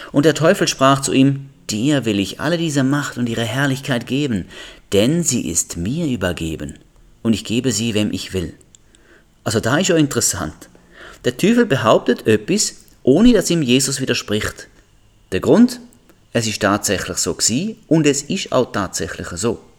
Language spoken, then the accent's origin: German; Switzerland; Als Schweizer lebe ich im Reich der Schweiz, wenn man da überhaupt so kann sagen.